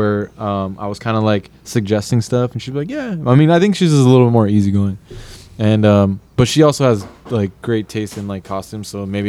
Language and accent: English; Oxnard, California, United States; because I'm from Oxnard